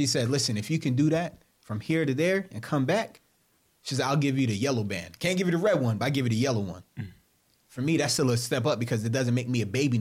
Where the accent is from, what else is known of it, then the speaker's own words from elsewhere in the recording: New York, United States; We're from New York.